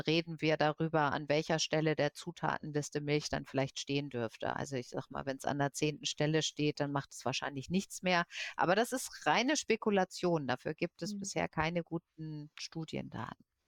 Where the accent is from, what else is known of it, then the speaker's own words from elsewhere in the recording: Germany; bei uns in Deutschland